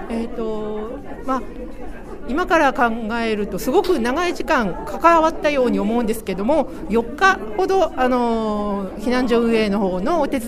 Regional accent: Sendai, Miyagi, Japan; すはい仙台市内です

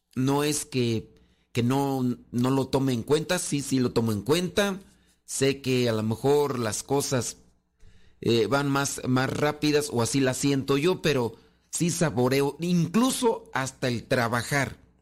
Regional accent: Mexico; nosotros que somos de México

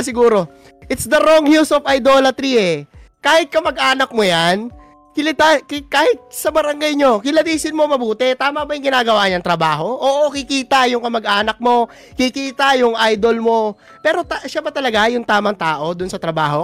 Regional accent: Calabarzon, Philippines; Kabitenyo din ako

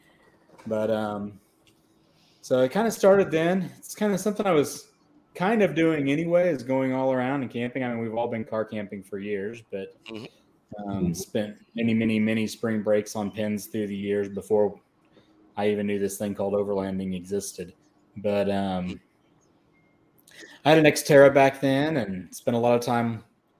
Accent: Oklahoma City, Oklahoma, United States; I'm from Oklahoma City

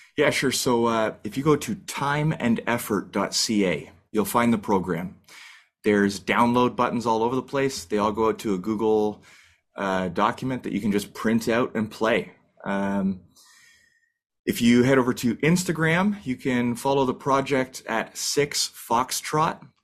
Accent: Canada; as a Canadian

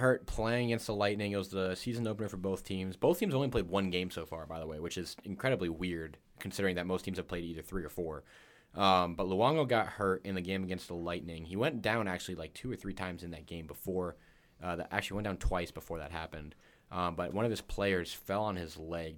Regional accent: Florida, United States; now in Chicago, United States; I'm from Florida

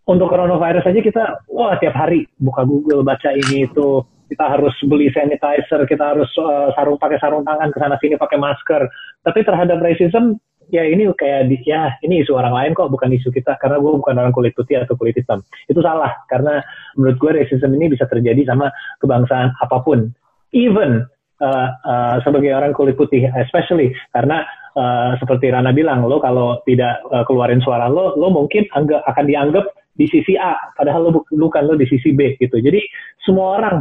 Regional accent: Indonesia; keliling luar negeri sebagai orang Asia, sebagai orang Indonesia.

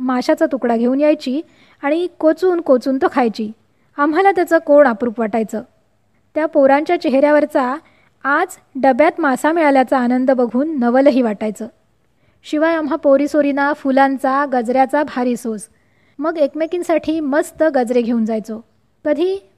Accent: Vervali, Maharashtra, India; माझं बालपण आणि माहेरचं छोटंसं गाव वेरवली याविषयी वेरवली लांजा तालुक्यातलं छोटंसं गाव

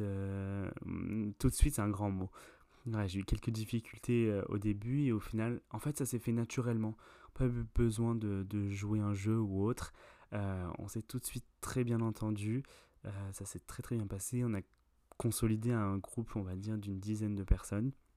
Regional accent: France; il y a Julie, Pauline et moi euh, qui nous sommes français

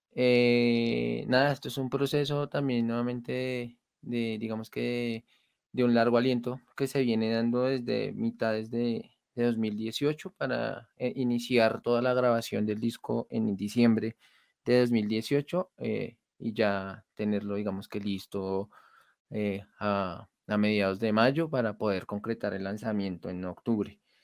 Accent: Colombia; siendo ocho colombianos, tocando en la calle

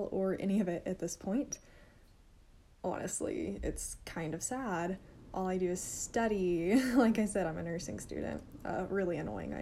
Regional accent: Arkansas, United States; I'm a nursing student and I'm from Arkansas

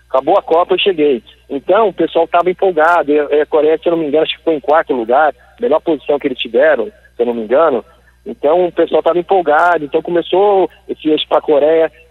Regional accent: São Paulo, Brazil; born there; also born or lived in Londrina; Eu falo como londrinense, eu nasci em São Paulo, eu falo que eu sou londrinense.

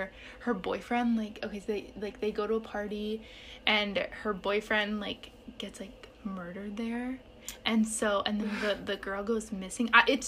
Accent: United States; Just because I'm American.

